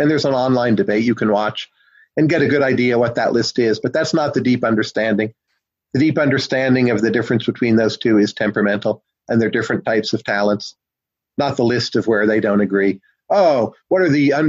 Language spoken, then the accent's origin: English; New Jersey, United States; I'm from New Jersey